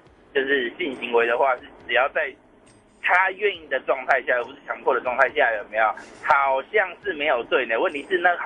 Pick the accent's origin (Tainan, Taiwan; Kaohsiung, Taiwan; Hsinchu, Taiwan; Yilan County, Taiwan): Hsinchu, Taiwan; 在新竹啊。